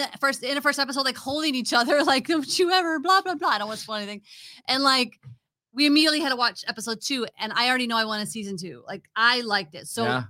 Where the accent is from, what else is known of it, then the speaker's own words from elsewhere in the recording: Illinois, United States; I grew up in Illinois